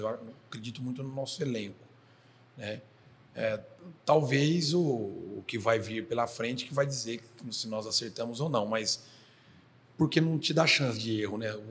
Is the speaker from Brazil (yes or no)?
yes; Marília, São Paulo, Brazil; also born or lived in Lins; Sou nascido e criado em Marília